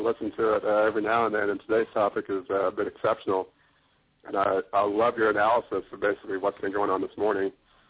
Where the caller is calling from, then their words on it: Oklahoma, United States; Hey, this is … from Oklahoma.